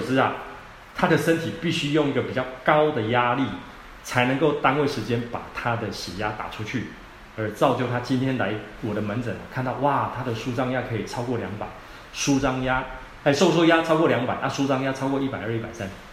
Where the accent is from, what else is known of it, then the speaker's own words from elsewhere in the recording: Taiwan; 我们台湾人啊